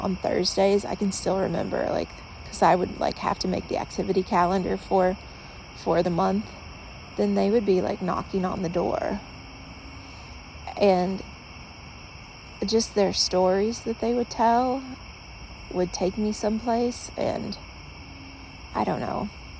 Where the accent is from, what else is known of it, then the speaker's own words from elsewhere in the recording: the South, United States; Like, growing up in the South, I used to hear people just tell stories all the time.